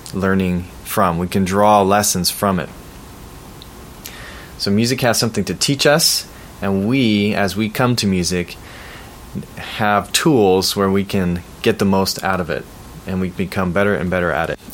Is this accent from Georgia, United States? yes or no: no; Bay Area, California, United States; growing up in the Bay Area